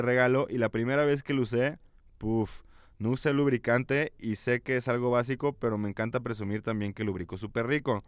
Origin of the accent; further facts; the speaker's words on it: León, Guanajuato, Mexico; de esta tierra de mojigatos